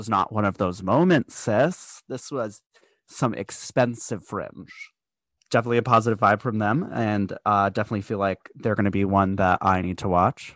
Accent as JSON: {"language": "English", "country": "United States", "said": "I'm American"}